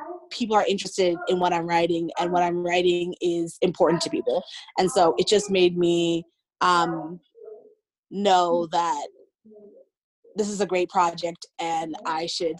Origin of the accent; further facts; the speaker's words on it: Colorado, United States; born there; I was born in Colorado, but okay. I've kind of lived all over.